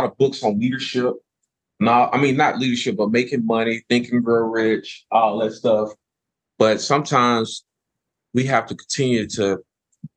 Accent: Houston, Texas, United States; He knew I'm from South Park

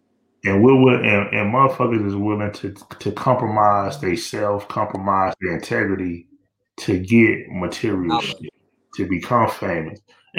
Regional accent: Miami, Florida, United States; I grew up in Liberty City, dog.

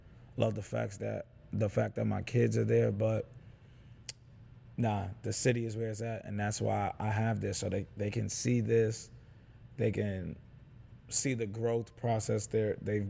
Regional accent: New York City, New York, United States; also born or lived in Schaumburg, Illinois; now in Chicago, United States; I am not from Chicago. I'm born and raised in New York City. Mm. So I've been in Chicago 7 years by way of Schaumburg first.

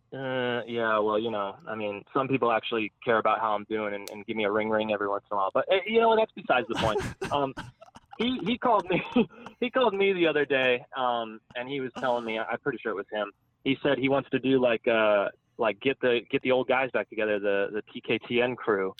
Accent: South Florida, United States; I'm from South Florida. I'm from like the Miami, Fort Lauderdale area.

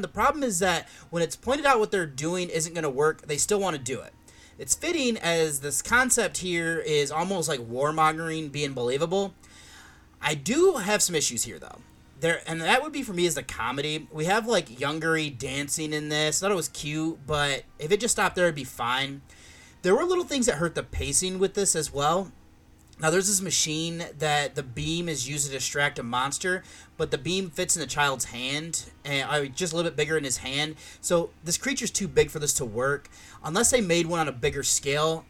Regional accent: Michigan, United States; now in Columbus, United States; where I grew up in Michigan

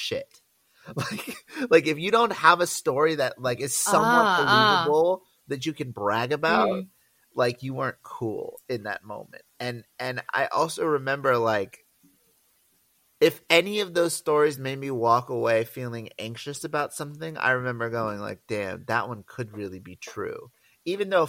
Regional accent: Los Angeles, California, United States; I grew up in Los Angeles.

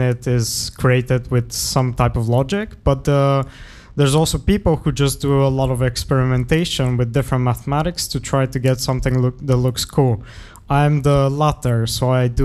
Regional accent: Sofia, Sofia City, Bulgaria; moved away as an adult; now in Enschede, Netherlands; I come from Bulgaria. I was born in Sofia, which is the capital of the city.

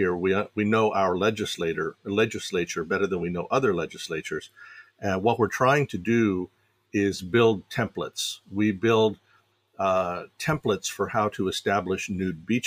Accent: Fairfax County, Virginia, United States; I grew up in Fairfax County, Virginia

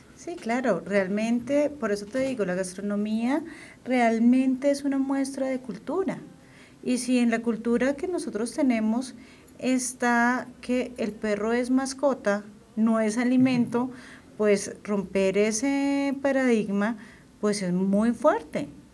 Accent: Boyacá, Colombia; de donde yo soy, la zona de Boyacá

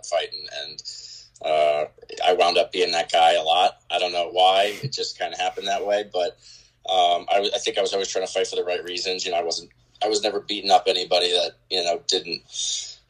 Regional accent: Sayville, New York, United States; also born or lived in Louisiana; born and raised in Long Island, Suffolk County. Grew up in Sayville, out east, until high school.

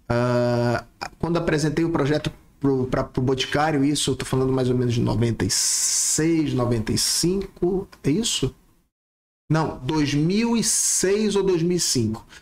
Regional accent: Manaus, Amazonas, Brazil; E aí, quando chegou, depois de um tempo, vim pra... a família veio para Manaus e eu nasci aqui.

